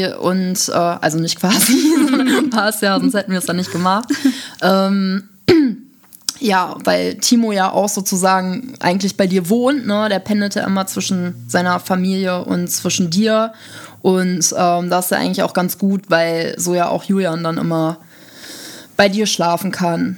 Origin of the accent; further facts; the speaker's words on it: Düsseldorf, North Rhine-Westphalia, Germany; moved away as an adult; now in Essen, Germany; ich komme ursprünglich aus Düsseldorf